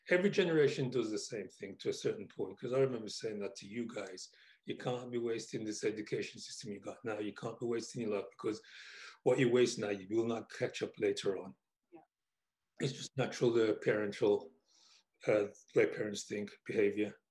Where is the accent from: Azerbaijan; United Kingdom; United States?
United Kingdom; England; what life was like for me growing up in England.